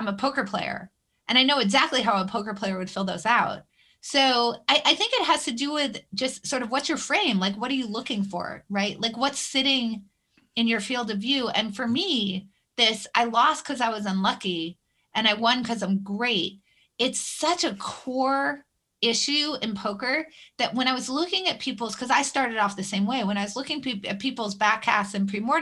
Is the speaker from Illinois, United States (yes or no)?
no; Concord, New Hampshire, United States; I grew up in New Hampshire